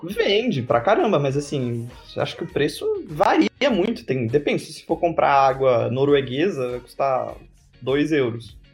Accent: São Paulo, Brazil; moved away as an adult; also born or lived in Dresden, Germany / Portugal; now in Estonia; eu venho de São Paulo

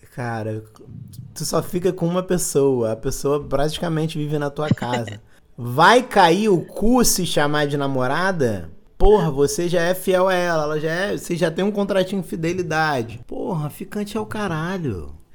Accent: Belo Horizonte, Minas Gerais, Brazil; sou do, de Belo Horizonte

